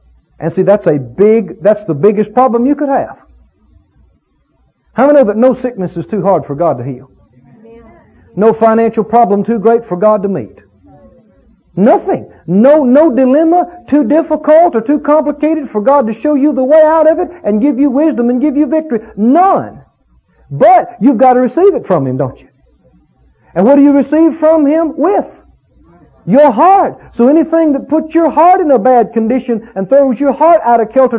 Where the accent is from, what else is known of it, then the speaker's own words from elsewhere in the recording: Mississippi, United States; You know, I come from Mississippi, deep south. We've had our share of racial problems down there.